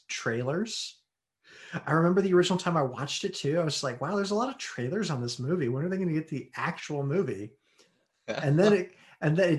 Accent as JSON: {"language": "English", "country": "United States", "said": "I'm American"}